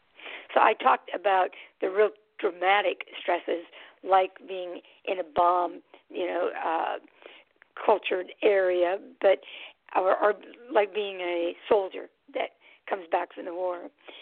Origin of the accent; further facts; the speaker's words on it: San Francisco, California, United States; now in Twin Cities, United States; I almost said Bay Area, because I was from San Francisco, but in the Twin Cities area.